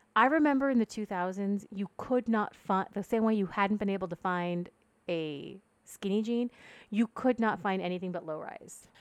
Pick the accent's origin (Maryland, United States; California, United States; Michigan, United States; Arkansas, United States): California, United States; Ventura County, Southern; I grew up in Southern California. Um, it's a town that's kind of halfway between Santa Barbara and L A.